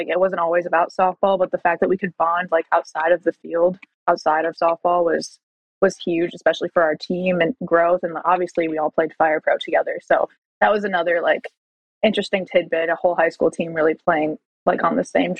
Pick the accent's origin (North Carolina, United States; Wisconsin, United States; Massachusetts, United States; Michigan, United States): Wisconsin, United States; born or raised there; moved away as an adult